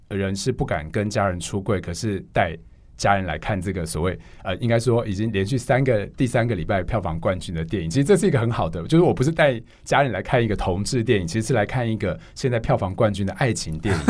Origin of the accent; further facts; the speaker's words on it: Hualien, Hualien County, Taiwan; moved away; 因为我是花莲人，然后我们上礼拜回花莲